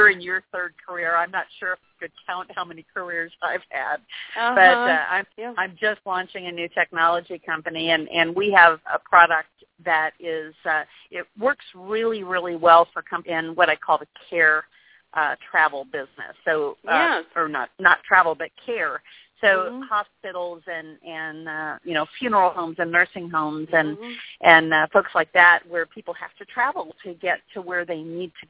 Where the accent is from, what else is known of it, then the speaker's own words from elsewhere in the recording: Indiana, United States; I grew up in Indiana